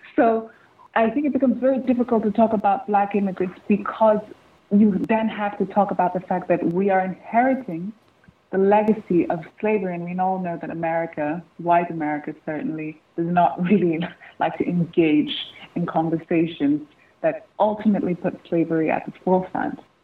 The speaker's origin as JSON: {"language": "English", "country": "Nigeria", "said": "as a Nigerian"}